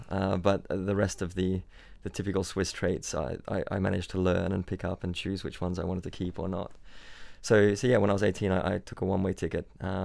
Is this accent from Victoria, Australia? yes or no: no; Byron Bay, New South Wales, Australia; born or raised there; also born or lived in Switzerland